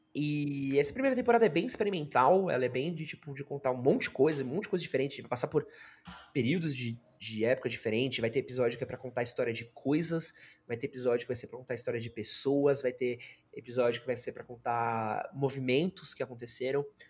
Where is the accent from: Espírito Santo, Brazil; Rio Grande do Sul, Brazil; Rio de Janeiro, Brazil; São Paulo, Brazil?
São Paulo, Brazil; sou, mano, nascido e criado em São Paulo